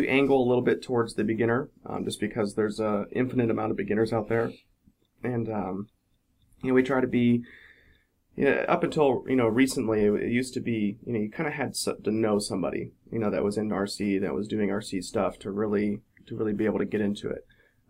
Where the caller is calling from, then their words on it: about an hour south of Cleveland, Ohio, United States; I'm calling from the Flight Test office here. We're about an hour south of Cleveland in Ohio.